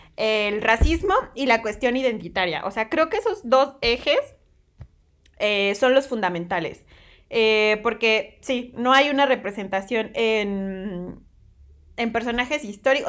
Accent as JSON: {"language": "Spanish", "region": "southern Veracruz", "country": "Mexico", "tie": "born or raised there", "said": "yo, yo nací en Veracruz, en el sur de Veracruz"}